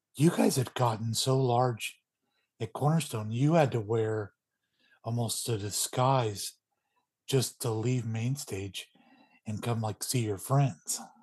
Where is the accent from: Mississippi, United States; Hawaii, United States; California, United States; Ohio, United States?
California, United States; Northern; my neck of the woods growing up in Northern